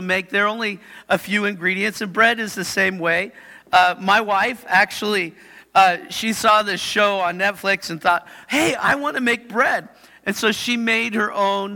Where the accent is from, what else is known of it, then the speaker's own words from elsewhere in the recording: Yakima, Washington, United States; Shows I'm from Yakima.